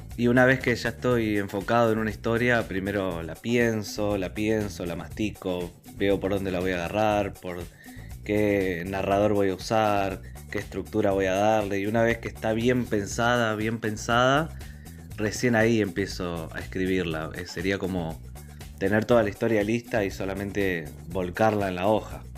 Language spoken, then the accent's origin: Spanish; Morón, Buenos Aires Province, Argentina; soy escritor del Partido de Morón en la provincia de Buenos Aires